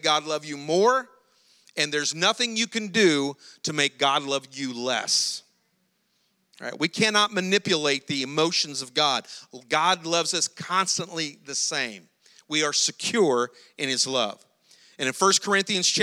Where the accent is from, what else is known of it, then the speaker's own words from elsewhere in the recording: South Louisiana, United States; we're from South Louisiana, but we're not from that far, South Louisiana